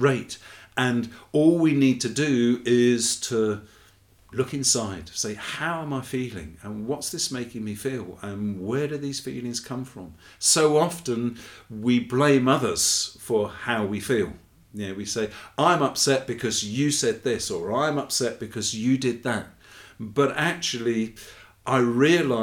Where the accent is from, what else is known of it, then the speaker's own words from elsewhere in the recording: England, United Kingdom; my lovely wife, Debbie, who is Brazilian and I'm English